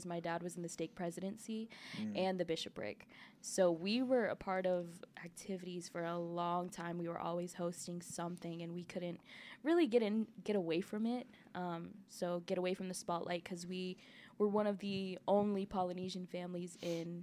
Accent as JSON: {"language": "English", "town": "Denver", "region": "Colorado", "country": "United States", "moved": "as an adult", "lives_now": "Utah, United States", "said": "I'm from Colorado. I'm from Denver, Colorado. And I just moved to Utah"}